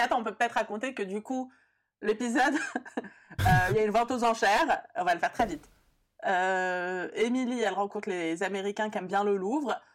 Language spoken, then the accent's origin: French; France; also born or lived in Brussels; né et grandi en France